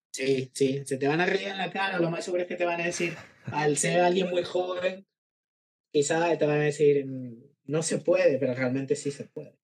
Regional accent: San Salvador, El Salvador; moved away as an adult; now in Málaga, Spain; yo nací en San Salvador, eh, la capital. Así que digamos que mi, mi perspectiva es más como de, de eh, salvadoreño de ciudad

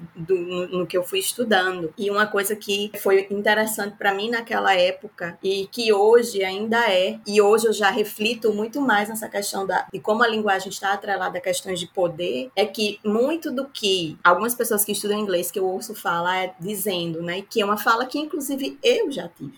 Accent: Northeast Region, Brazil; accent: nordestino; meu sotaque nordestino

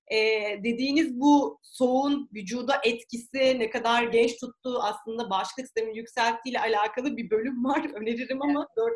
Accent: Behram, Çanakkale, Turkey; Biz Behramlıyız ya.

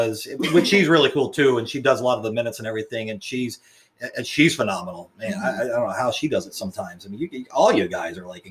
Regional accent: Ledyard, Connecticut, United States; I grew up in Ledger, right?

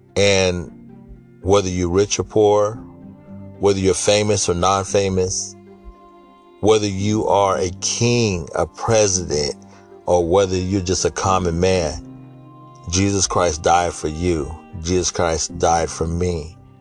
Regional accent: Sacramento, California, United States; born or raised there

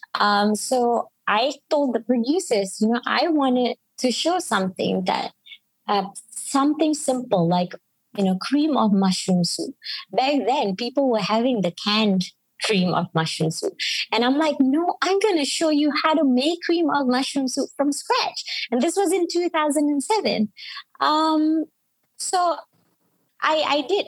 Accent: Penang, Malaysia; accent: Penang; speak with my Penang accent

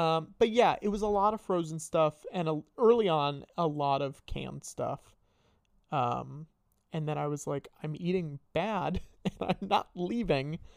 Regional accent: Northern Connecticut, United States; I'm from Connecticut.

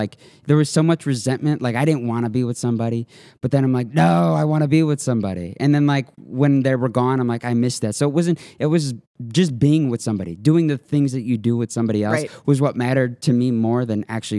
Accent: South Elgin, Illinois, United States; South Elgin. So just down the street. I'm trying to get the hell out. I mean, I've been here my whole life.

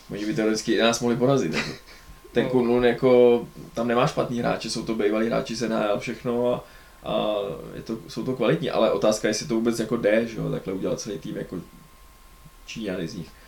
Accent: Czechia; Teď neberme to, že jsme Češi, že si hrozně přejeme, jsme vyhráli, to je nereálné.

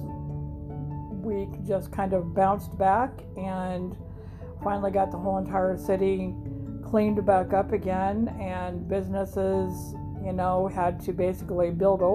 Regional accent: Grand Island, Nebraska, United States; moved away; lived in Grinnell, Nebraska, my home state, my hometown

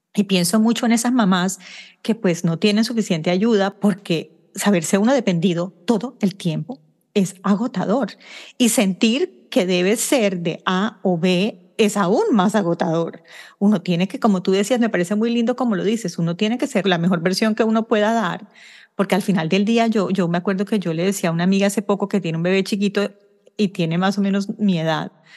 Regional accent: Barranquilla, Atlántico, Colombia; moved away; yo soy barranquillera

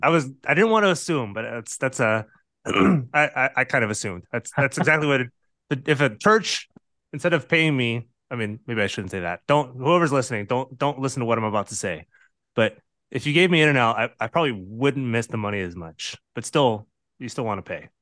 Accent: California, United States

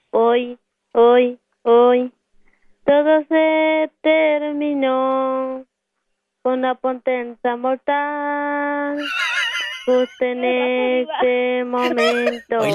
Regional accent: Acapulco, Guerrero, Mexico; now in Denver, United States; Soy de Guerrero, del meritito Acapulco.

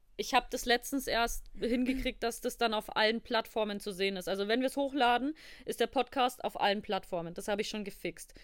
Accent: Bavaria, Germany; Ich bin, ich komme aus Bayern.

